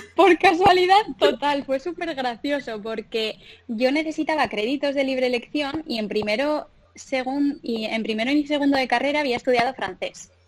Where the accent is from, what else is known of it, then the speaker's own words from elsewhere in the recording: Pamplona, Navarre, Spain; moved away as an adult; also born or lived in Dublin / Madrid; yo soy una chica de Pamplona que mm, siempre desde pequeñita me he criado en la naturaleza, en un pueblecito en, el campo